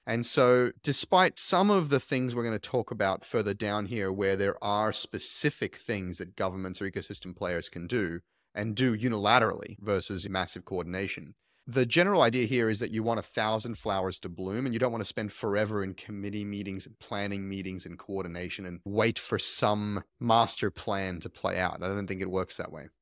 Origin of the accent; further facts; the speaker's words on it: Queensland, Australia; also born or lived in Silicon Valley; Queensland, my home state